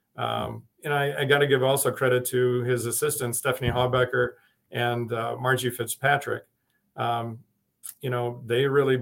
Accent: Madison, Wisconsin, United States; moved away; also born or lived in Chicago area / Illinois; I was from Madison

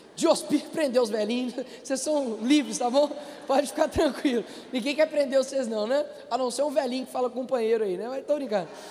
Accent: Belo Horizonte, Minas Gerais, Brazil; O meu avô fundou a Assembleia do Cabana, que foi a favela onde eu nasci.

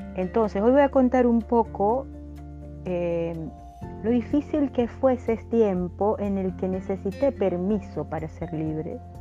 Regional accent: Venezuela; en mi país, en Venezuela

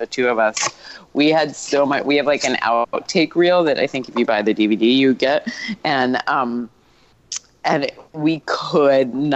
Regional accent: New York City, New York, United States; I grew up in New York City, so my wildest times were actually my teens.

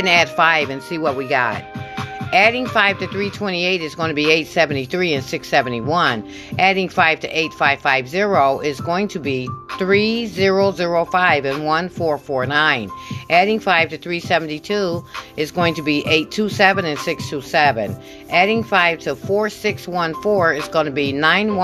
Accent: Michigan, United States; I'm from Michigan

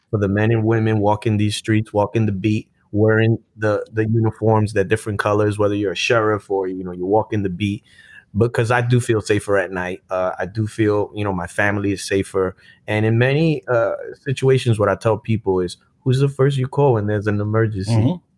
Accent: Brooklyn, New York, United States; I grew up in Brooklyn, New York, Sunset Park.

